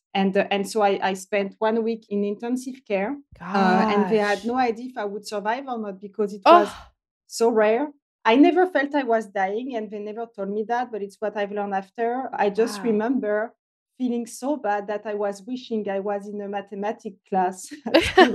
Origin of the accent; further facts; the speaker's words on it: France near Paris, Île-de-France, France; English is a second language; moved away; I'm French originally. I grew up in France near Paris.